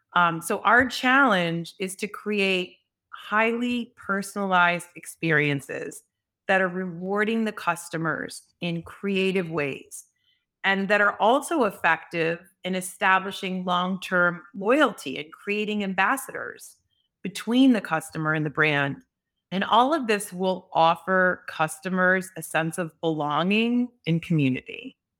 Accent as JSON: {"language": "English", "town": "Chicago", "region": "Illinois", "country": "United States", "said": "I actually started at age fifteen, I'm from Chicago, working on the floor of the Mercantile Exchange"}